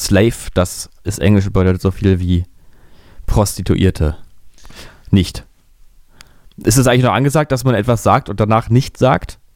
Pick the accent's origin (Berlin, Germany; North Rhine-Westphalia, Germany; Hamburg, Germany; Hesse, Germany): Berlin, Germany; ich bin da ja wirklich äh, in der Kinder, Kindheit ja verbracht in Berlin-Mitte